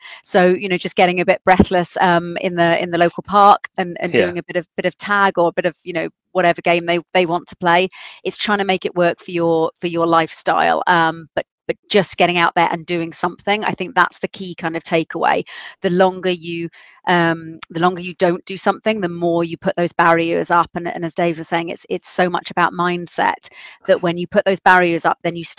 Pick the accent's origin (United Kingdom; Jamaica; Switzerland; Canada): United Kingdom; South East England; I am from Sussex. There's the South Downs, so then they're not flat